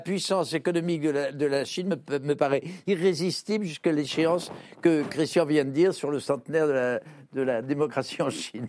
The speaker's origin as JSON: {"language": "French", "country": "France", "said": "Je suis français"}